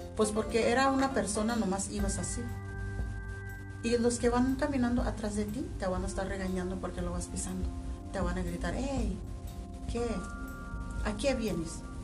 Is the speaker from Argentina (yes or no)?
no; Nayarit, Mexico; moved away as an adult; now in Durango, Mexico; Por eso yo abandoné mi tierra.